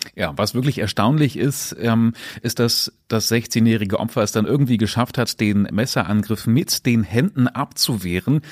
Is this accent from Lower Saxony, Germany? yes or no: yes; Braunschweig, Lower Saxony, Germany; bei uns in Braunschweig